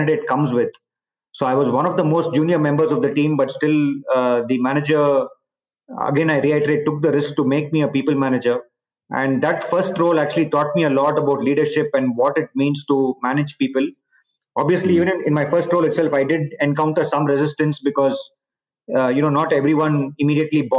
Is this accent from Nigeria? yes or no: no; India; moved away as an adult; also born or lived in Palo Alto, United States / Barcelona, Spain / Singapore / China; I've obviously been born and brought up in India